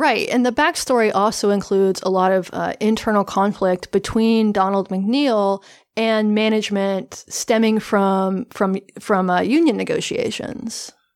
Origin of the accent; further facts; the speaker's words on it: the Appalachians, the South, United States; I'm from a very white area of the South, from the Appalachians. Um, there was, when I was a kid, there was one black student